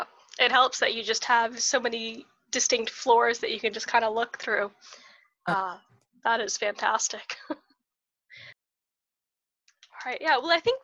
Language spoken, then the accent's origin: English; United States; moved away as an adult; now in Ireland; I'm American